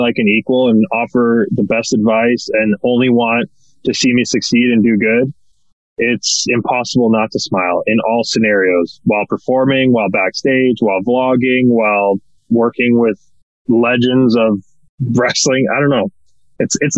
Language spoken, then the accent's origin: English; Canada